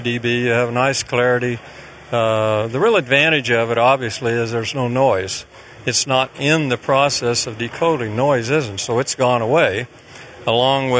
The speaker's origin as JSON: {"language": "English", "town": "St. Louis", "region": "Missouri", "country": "United States", "said": "I'm from St. Louis"}